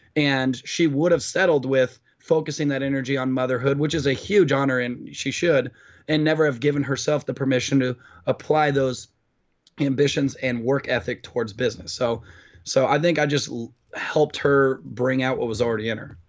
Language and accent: English; Orange County, California, United States; Orange County, California